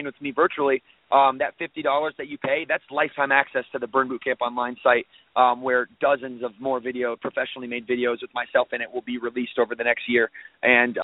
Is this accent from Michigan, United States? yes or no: yes; Battle Creek, Michigan, United States; now in Huntersville, United States; I came from a background from Battle Creek, Michigan